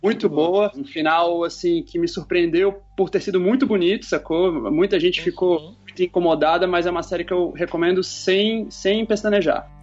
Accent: Brasília, Federal District, Brazil; now in Rio de Janeiro, Brazil; Eu tô aqui no Rio, mas sou natural de Brasília

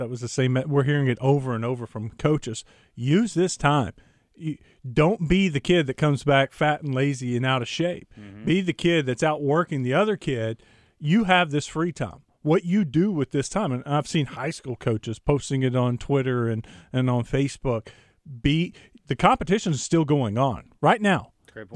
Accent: East Texas, United States; my hometown in East Texas

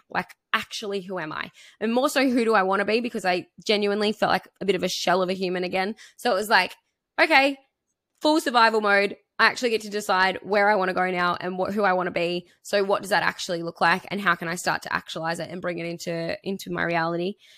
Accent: three hours from Hobart, Tasmania, Australia; moved away as an adult; I moved to Hobart. I moved, uh, which is like three hours from my hometown

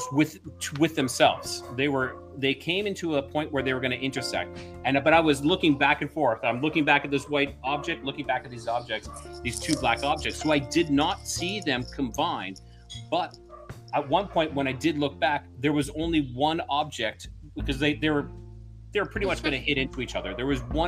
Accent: Alberta, Canada; moved away as an adult; now in Mexico; I'm originally from Alberta, Canada

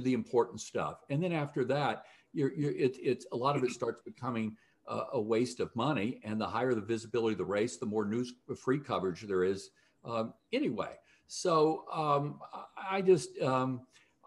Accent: Louisiana, United States; my home state, Louisiana

